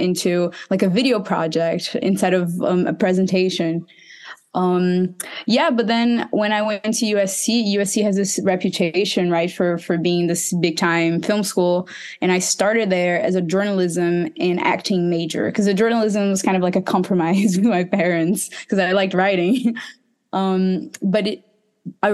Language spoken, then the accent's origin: English; Recife, Pernambuco, Brazil; I'm from Recife. That's in the northeast of Brazil.